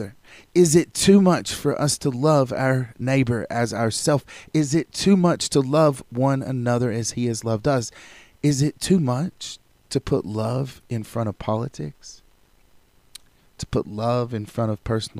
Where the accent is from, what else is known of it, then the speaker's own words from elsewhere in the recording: United States; I am proud to be an American as an American citizen.